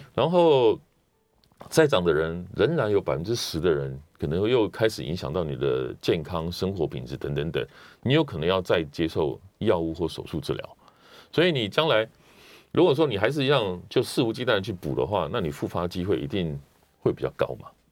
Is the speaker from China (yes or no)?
no; Taiwan; 因为我们台湾人饮食越来越西化嘛